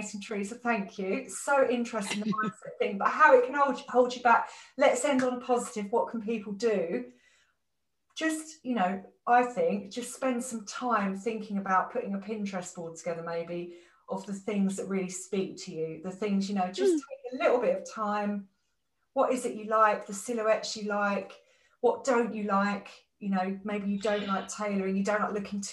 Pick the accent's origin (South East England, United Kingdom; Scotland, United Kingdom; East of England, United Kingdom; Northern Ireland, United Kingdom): East of England, United Kingdom; Essex; now in London, United Kingdom; I grew up in Essex